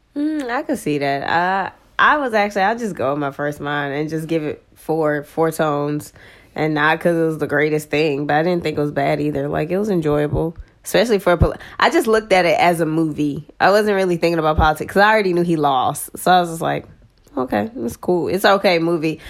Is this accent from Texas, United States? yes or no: yes; Texas, United States; I'm from Texas